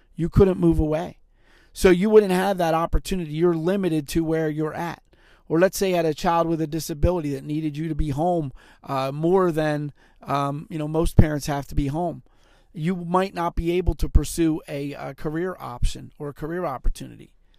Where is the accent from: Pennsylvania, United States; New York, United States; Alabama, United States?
Pennsylvania, United States; Philadelphia; also born or lived in Montgomery County, Pennsylvania; I lived in Montgomery County at the time, but I grew up in Philadelphia.